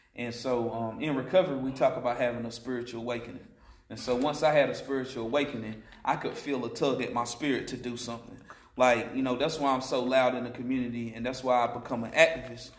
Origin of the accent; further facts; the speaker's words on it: Asheville, North Carolina, United States; I'm from here, Western North Carolina native. I've been in Asheville for a long time since like the eighth grade